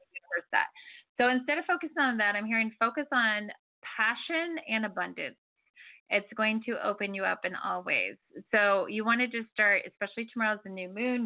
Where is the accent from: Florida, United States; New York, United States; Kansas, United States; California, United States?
Florida, United States; now in Santa Barbara, United States; I'm from Florida.